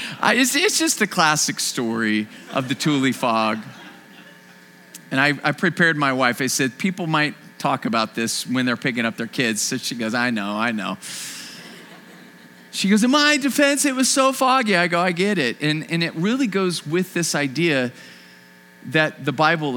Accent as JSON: {"language": "English", "town": "Bakersfield", "region": "California", "country": "United States", "tie": "born or raised there", "said": "I grew up in this town called Bakersfield"}